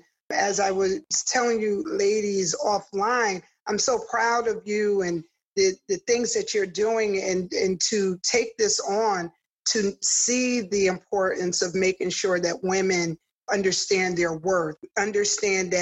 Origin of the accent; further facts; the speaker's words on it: New Haven, Connecticut, United States; I'm born and raised in New Haven. I do look at myself as so New Haven. I grew up in Newhartville